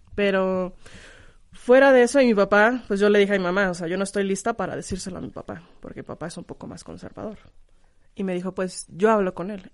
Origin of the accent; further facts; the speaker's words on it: Guanajuato, Mexico; also born or lived in Turkey / Canada; Yo no soy de otro país, soy de Guanajuato